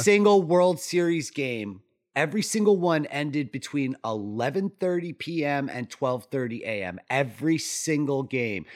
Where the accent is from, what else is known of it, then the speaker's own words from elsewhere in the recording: New York, United States; I'm a New Yorker